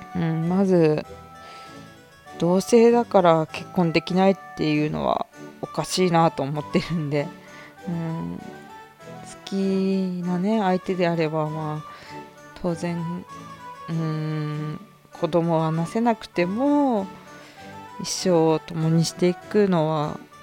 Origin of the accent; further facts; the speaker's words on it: Hokkaido, Japan; 生まれも育ちも北海道なんですけど